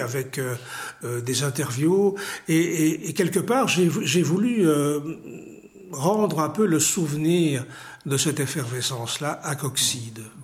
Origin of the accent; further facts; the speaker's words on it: Ixelles, Brussels-Capital Region, Belgium; also born or lived in Tunisia; je suis né à XL